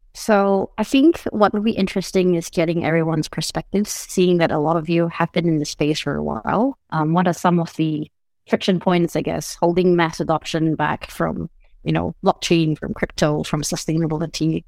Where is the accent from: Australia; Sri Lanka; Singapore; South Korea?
Singapore; also born or lived in United States; now in Portugal; I'm originally from Singapore, but I now reside between Portugal and the United States